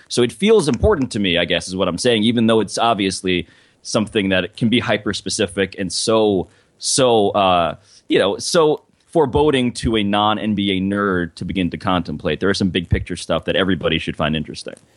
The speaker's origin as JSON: {"language": "English", "region": "New York", "country": "United States", "said": "I'm from New York"}